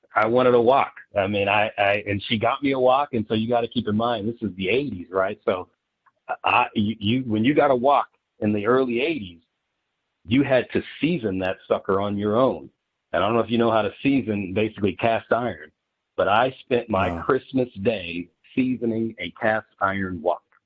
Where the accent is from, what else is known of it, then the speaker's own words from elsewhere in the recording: Dayton, Ohio, United States; I grew up in Ohio, uh, in in Dayton, Ohio specifically